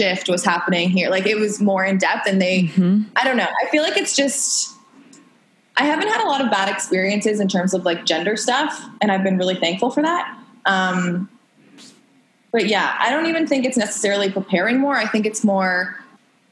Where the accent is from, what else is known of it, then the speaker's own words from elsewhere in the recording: Canada; we're from Canada.